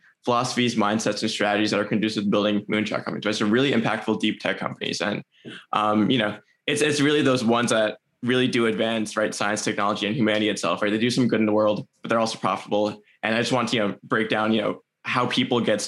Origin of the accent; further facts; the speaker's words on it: New Jersey, United States; been in New Jersey my entire life